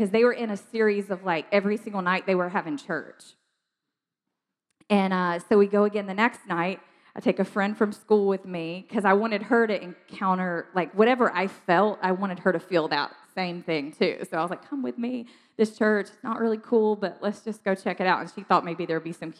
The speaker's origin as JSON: {"language": "English", "region": "South Georgia", "country": "United States", "tie": "born or raised there", "said": "I grew up in South Georgia, like tiny, tiny town, South Georgia."}